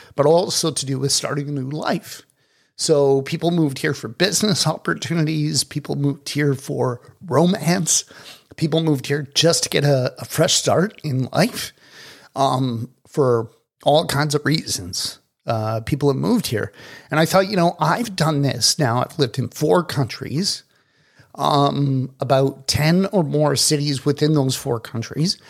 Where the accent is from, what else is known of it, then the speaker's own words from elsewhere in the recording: Toronto, Ontario, Canada; moved away as an adult; also born or lived in Dominican Republic / South Florida; now in Kelowna, Canada; I was born and raised in Toronto.